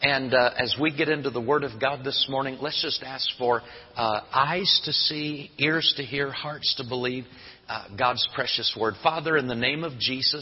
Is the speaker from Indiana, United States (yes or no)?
yes; Howard County, Indiana, United States; moved away; I grew up right in Howard County. So, and we're all cornfields up there too